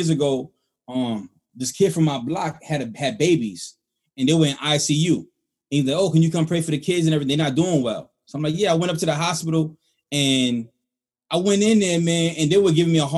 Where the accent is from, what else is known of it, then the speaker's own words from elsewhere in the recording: New York City, New York, United States; I'm the only person who's here from the Bronx